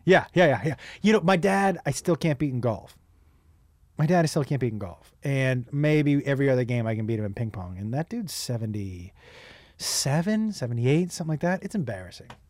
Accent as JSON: {"language": "English", "region": "Massachusetts", "country": "United States", "moved": "yes", "lives_now": "Los Angeles, United States", "said": "I'm from Massachusetts"}